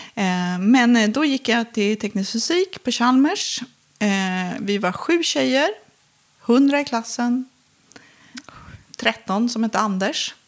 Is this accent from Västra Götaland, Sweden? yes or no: no; Filipstad, Värmland, Sweden; Jag växte upp i Filipstad